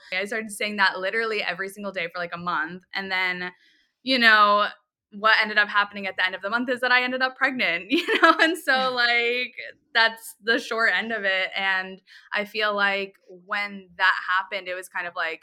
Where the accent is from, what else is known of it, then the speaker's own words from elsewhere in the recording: Tampa, Florida, United States; also born or lived in New York; I grew up in Tampa